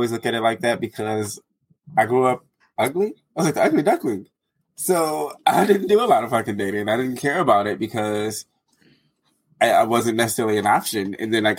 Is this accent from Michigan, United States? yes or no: yes; Detroit, Michigan, United States; now in Arizona, United States; I'm from Detroit. Like that's where I grew up. I'm in Arizona now